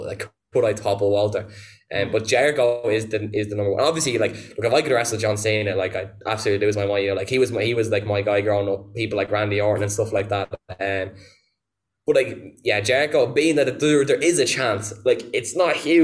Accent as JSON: {"language": "English", "country": "Ireland", "said": "as an Irish wrestler, and especially having come from the school that Balor set up"}